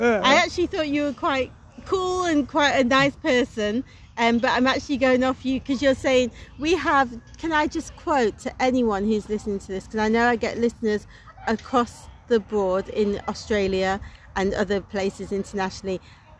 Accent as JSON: {"language": "English", "town": "Manchester", "region": "North West England", "country": "United Kingdom", "said": "I'm from Manchester."}